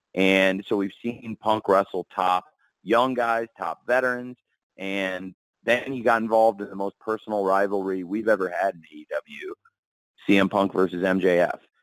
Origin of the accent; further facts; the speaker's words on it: Illinois, United States; I was born in Illinois, and it's a home to me